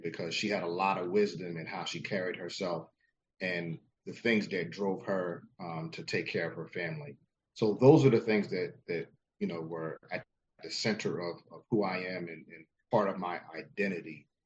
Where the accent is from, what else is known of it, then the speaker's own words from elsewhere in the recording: New Jersey, United States; I was born and raised in South Jersey.